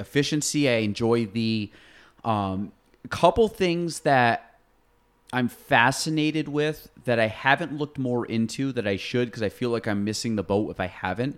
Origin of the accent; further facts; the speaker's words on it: North Country, New York, United States; I was from Chase.